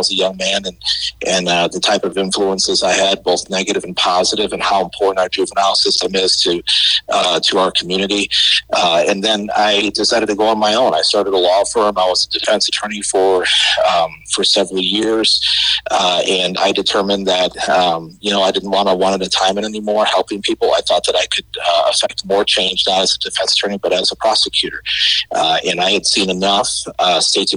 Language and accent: English; Chicago, Illinois, United States; now in Jackson County, United States; I grew up in the Chicagoland area, and I had what I would call a pretty good life in one of the suburbs